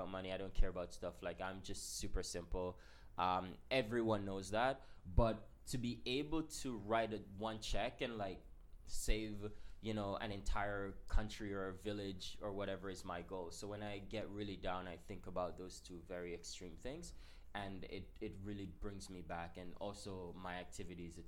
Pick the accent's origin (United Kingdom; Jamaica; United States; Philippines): Jamaica; moved away; we grew up pretty privileged in Jamaica. I'm from Jamaica.